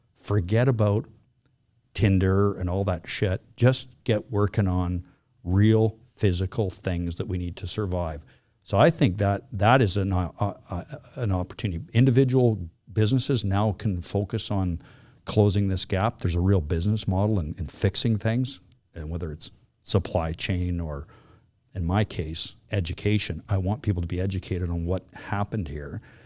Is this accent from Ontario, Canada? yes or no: no; West Vancouver, British Columbia, Canada; also born or lived in Flin Flon, Manitoba; I grew up in here in West Vancouver